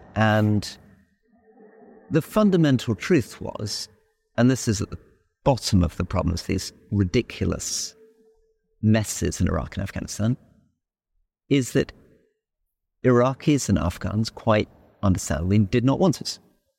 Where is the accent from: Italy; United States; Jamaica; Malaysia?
Malaysia; we grew up in Malaysia after independence